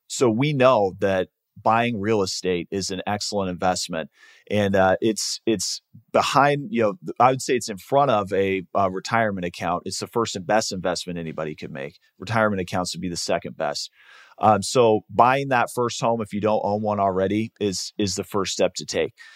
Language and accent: English; Seattle, Washington, United States; moved away as an adult; now in Arizona, United States; I grew up in Seattle